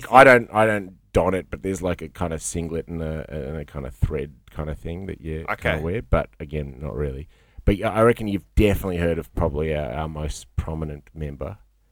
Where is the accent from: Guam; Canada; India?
India; I tell people I'm Indian, and most people, a lot of people go, yeah, all right, I get that. But then a lot of people go, oh, you kind of look Lebo or Turk. And I'm like, all right, well, here's the thing. And I say fucking Persian Indian.